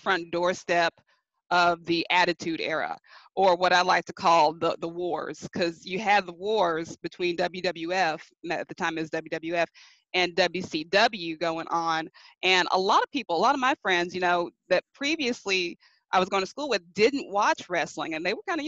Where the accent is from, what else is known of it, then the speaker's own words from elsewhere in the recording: Arkansas, United States; I'm from Arkansas